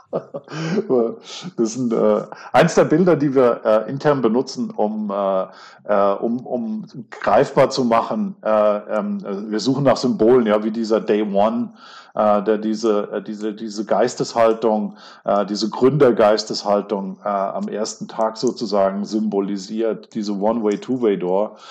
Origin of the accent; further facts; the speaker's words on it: Kaiserslautern, Rhineland-Palatinate, Germany; ich bin in der Stadt geboren